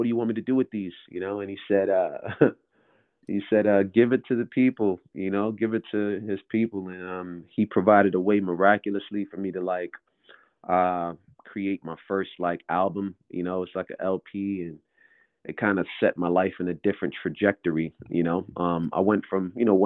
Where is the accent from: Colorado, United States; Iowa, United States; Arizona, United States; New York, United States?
New York, United States; New York City; I'm from New York, basketball town, Brooklyn, New York in particular.